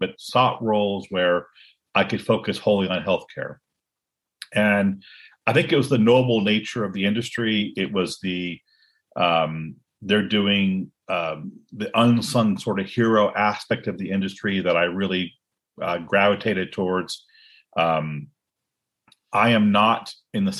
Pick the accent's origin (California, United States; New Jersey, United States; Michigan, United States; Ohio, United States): California, United States; Cupertino; I grew up in Silicon Valley.